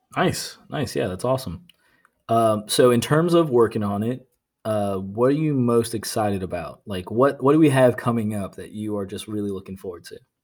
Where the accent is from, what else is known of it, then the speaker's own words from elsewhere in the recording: Norfolk, Virginia, United States; moved away as an adult; also born or lived in Nashville; I was born and raised in Norfolk, Virginia.